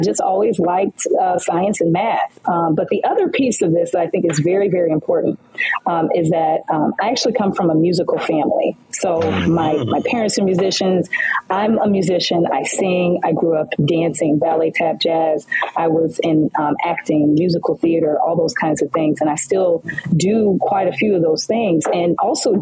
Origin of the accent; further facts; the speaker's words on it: Detroit, Michigan, United States; also born or lived in Louisiana; So we are both from Detroit, Michigan, and proud graduates